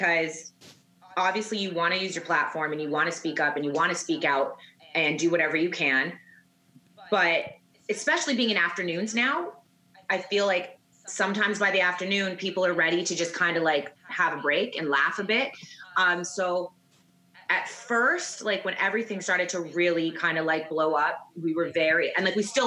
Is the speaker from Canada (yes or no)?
yes; Vancouver, British Columbia, Canada; moved away as an adult; also born or lived in Saskatoon / Calgary; I'm from Vancouver, went to Saskatoon, Calgary, then here